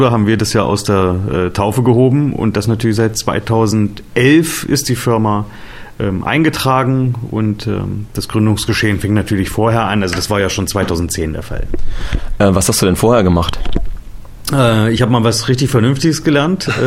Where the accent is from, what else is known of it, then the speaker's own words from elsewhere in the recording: Elbingerode, Saxony-Anhalt, Germany; also born or lived in Wernigerode; Ja, also ich bin Elbinger Röder Jung, also bin hier äh, geboren, oder besser gesagt in Wernigerode geboren, 44 Jahre alt